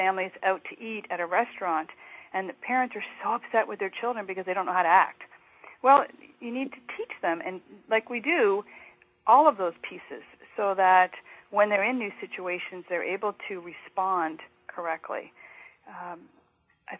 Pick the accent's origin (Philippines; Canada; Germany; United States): Canada; a fellow Canadian